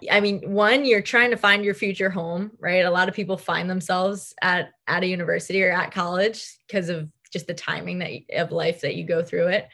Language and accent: English; Long Island, New York, United States; I grew up on Long Island.